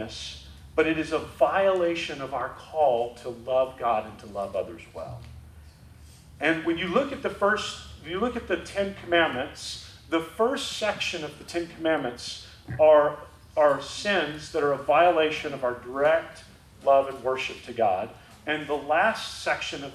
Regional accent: Rowlett, Texas, United States; moved away as an adult; now in Dallas, United States; we moved to Dallas from Rowlett

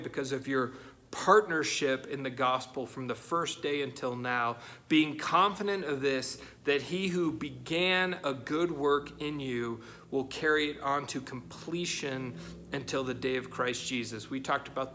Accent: United States; us as Americans

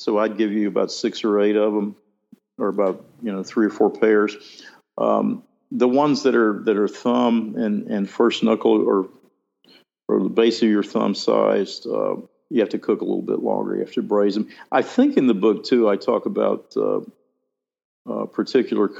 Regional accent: New Orleans, the South, United States; We're both from the South, which New Orleans is not really the South

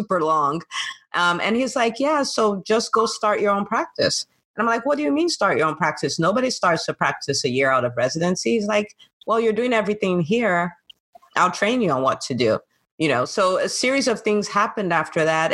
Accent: Nigeria; moved away as an adult; also born or lived in California, United States / New Jersey, United States; now in Atlanta, United States; did a lot of my growing up in Nigeria

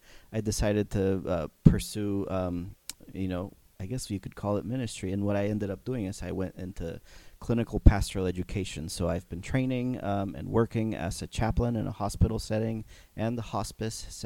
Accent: Mexico; moved away; I grew up in Mexico

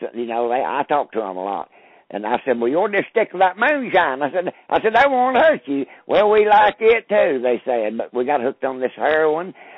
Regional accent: Robbinsville, North Carolina, United States; I grew up here in Graham County, Robbinsville, North Carolina.

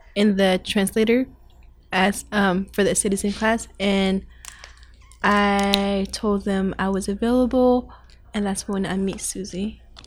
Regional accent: Thailand; now in Portland, United States; I was born in Thailand, but my parents were born in Myanmar. So they had to flee to Thailand, so that's where I was born.

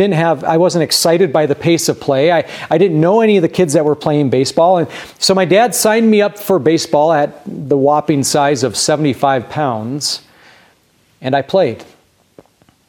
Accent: Grand Junction, Colorado, United States; As a kid growing up in Grand Junction

